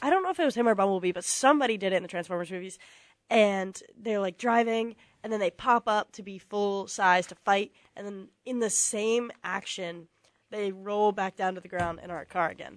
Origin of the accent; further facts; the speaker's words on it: Virginia, United States; I am from Virginia